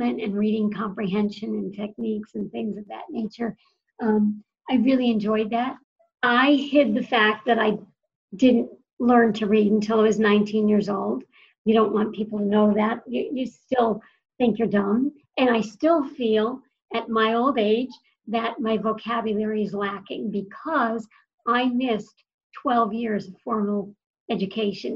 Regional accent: Western Massachusetts, United States; I was raised in Western Massachusetts

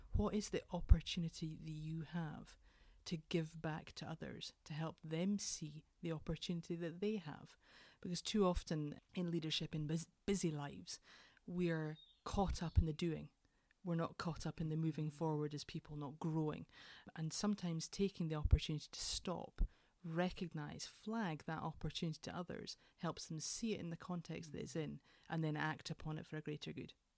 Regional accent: Edinburgh, Scotland, United Kingdom; I am from Edinburgh originally, and I was adopted as a very small baby

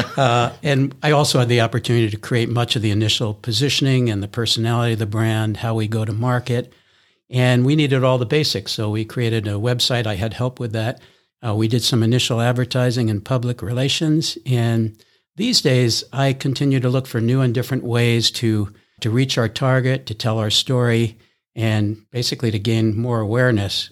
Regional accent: East Coast, United States; moved away as an adult; also born or lived in Midwest / Honolulu; now in Minneapolis, United States; I'm originally from the East Coast

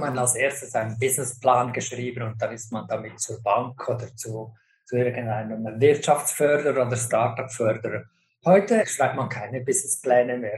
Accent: Switzerland; now in United States; mir als Schweizer

